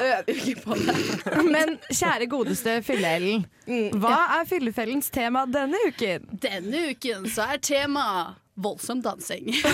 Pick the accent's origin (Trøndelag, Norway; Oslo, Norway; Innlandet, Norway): Trøndelag, Norway; Trondheim; jeg vokste opp i Byhaven.